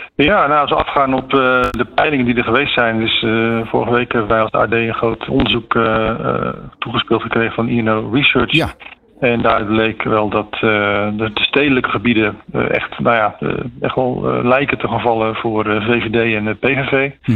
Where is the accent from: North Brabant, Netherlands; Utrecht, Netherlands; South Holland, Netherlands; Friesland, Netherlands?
South Holland, Netherlands; Groene Hart; Ik kom zelf uit Groenhart